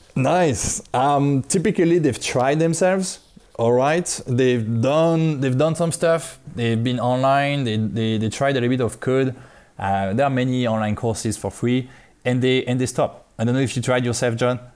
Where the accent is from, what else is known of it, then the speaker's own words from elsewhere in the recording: France; moved away as an adult; now in China; I'm from France.